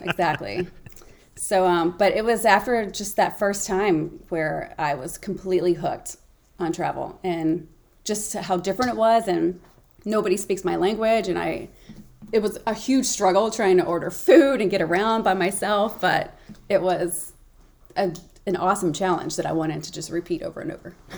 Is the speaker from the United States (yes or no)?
yes; Memphis, Tennessee, United States; born or raised there; moved away